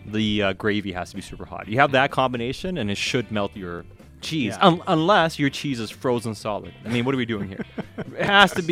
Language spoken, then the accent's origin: English; Sweden; also born or lived in Alberta, Canada; now in Canada; I grew up in Sweden, and I spent a few years in Alberta